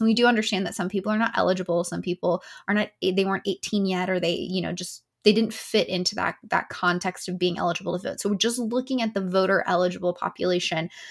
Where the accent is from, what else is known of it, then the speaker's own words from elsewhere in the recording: Tennessee, United States; my home state of Tennessee